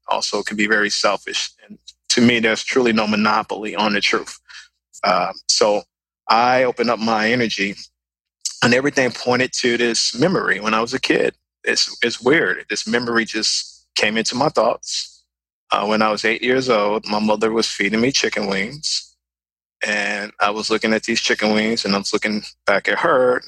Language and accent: English; Chicago, Illinois, United States; I'm from the west side of Chicago. That's where I'm from, born and raised